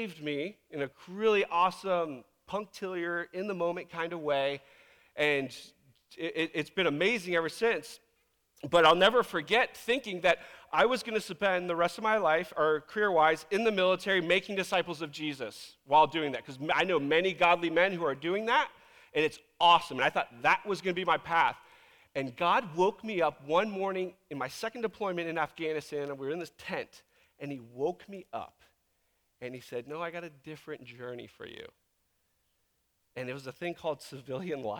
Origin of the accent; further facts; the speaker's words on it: Virginia Beach, Virginia, United States; now in Tacoma, United States; back in Virginia Beach is where I grew up